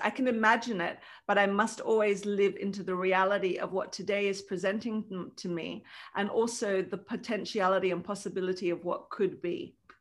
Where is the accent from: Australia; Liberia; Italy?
Australia; now in Lithuania; I wasn't born in Lithuania, I was born in Australia, it's where my family is